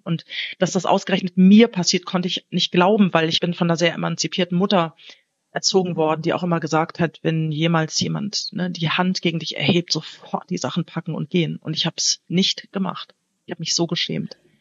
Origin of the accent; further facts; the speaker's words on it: Wiesbaden, Hesse, Germany; moved away as an adult; also born or lived in Hamburg; now in Portugal; ich bin ja in Hessen aufgewachsen